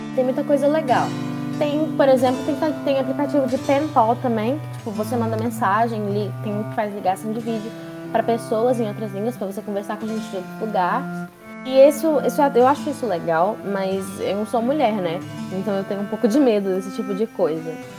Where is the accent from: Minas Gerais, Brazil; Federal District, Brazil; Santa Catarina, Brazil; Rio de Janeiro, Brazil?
Minas Gerais, Brazil; E eu sou daqui de Minas